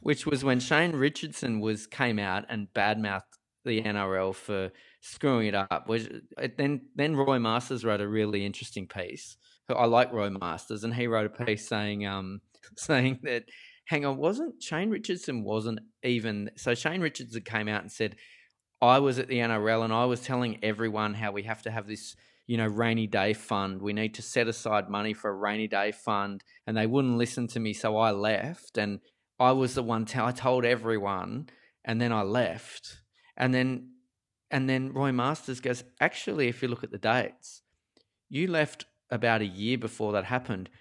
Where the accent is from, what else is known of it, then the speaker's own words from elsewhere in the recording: Parramatta, New South Wales, Australia; where I grew up in Parramatta's deep, dark western suburbs